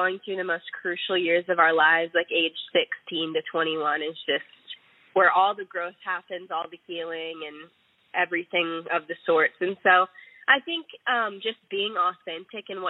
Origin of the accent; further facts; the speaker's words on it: Houston, Texas, United States; We're real sisters from Houston, Texas